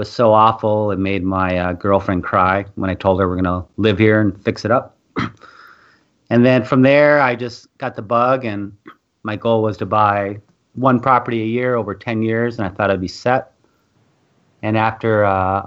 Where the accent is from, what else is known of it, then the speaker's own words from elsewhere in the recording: Minnesota, United States; moved away as an adult; also born or lived in California; I moved back to my hometown here in Minnesota